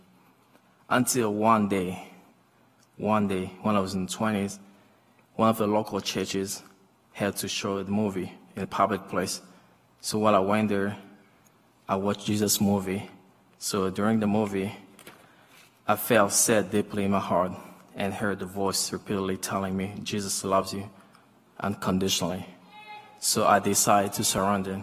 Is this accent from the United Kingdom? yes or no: no; DR Congo; moved away; I was born in Democratic Republic of Congo in Africa, so I attended so many churches